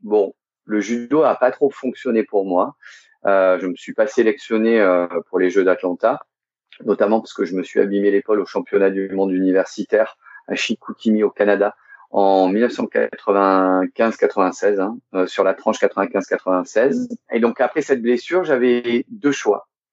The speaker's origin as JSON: {"language": "French", "country": "Monaco", "tie": "born or raised there", "said": "Je suis né le 14 février 1975 à Monaco. Donc, je suis monégasque."}